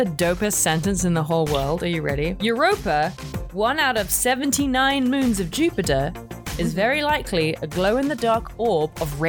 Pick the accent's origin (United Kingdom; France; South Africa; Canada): United Kingdom; I'm British